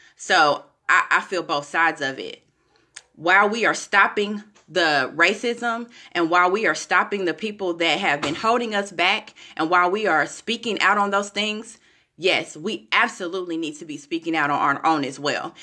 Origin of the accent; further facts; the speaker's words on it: Kansas City, United States; now in Florida, United States; I'm from Kansas City, some of you know, I currently live in Florida, I'm from Kansas City